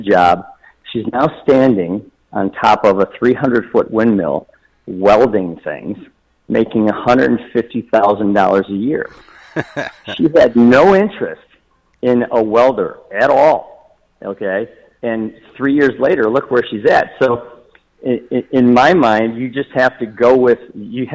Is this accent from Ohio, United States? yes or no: yes; Toledo, Ohio, United States; I'm from Toledo, Ohio